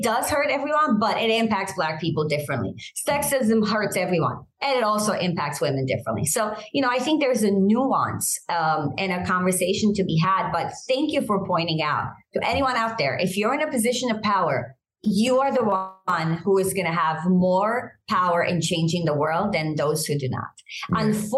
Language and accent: English; Romania; English is a second language; moved away; I think I came as a refugee from Romania. And I think that has impacted the way I see the world.